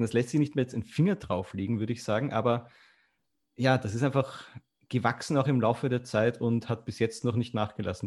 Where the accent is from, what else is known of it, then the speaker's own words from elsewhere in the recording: Austria; moved away as an adult; also born or lived in Vienna; now in Germany; ich bin ja aus Österreich, man hört es vielleicht